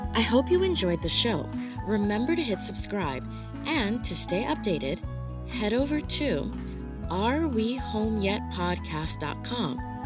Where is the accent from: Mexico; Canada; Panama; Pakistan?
Panama; now in China; I'm originally from Panama